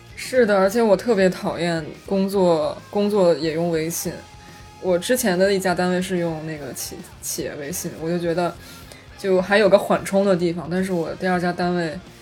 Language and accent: Chinese; Beijing, China; moved away; 我作为北京人